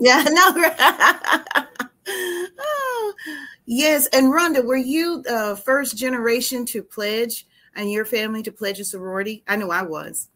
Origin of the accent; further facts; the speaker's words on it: Marvell, Arkansas, United States; we graduated from Marvel High School together